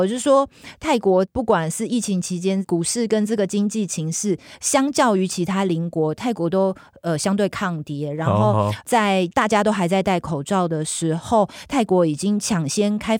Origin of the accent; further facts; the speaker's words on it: Taiwan; 跟我们台湾人的文化很像。